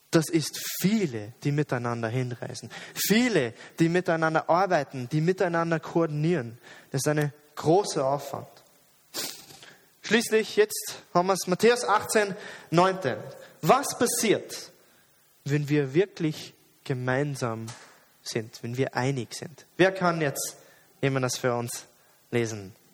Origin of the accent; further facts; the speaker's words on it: Jordan; Ich bin nicht im Westen aufgewachsen. Und, und, sehr oft, aber in der Schule, wo ich arbeite, sehe ich diese westliche Einstellung von Individualismus. Jeder ist allein, jeder ist eine Insel, du schaffst es allein, wenn du kannst. In Jordanien war es aber nicht so.